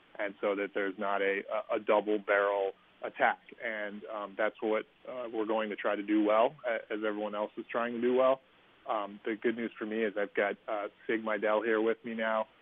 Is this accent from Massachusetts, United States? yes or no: no; Northern Virginia, United States; moved away as an adult; also born or lived in St. Louis / Houston; now in Baltimore, United States; when you were a kid growing up in Northern Virginia. And I was growing up in the 80s and 90s